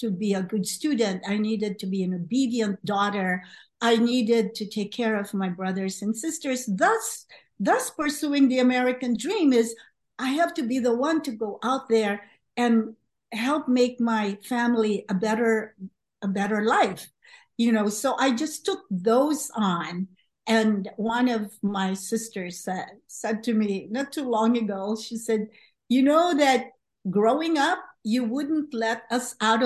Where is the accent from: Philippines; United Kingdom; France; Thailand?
Philippines; moved away as an adult; also born or lived in Los Angeles, United States; now in United States; I came to the U.S. from the Philippines right after college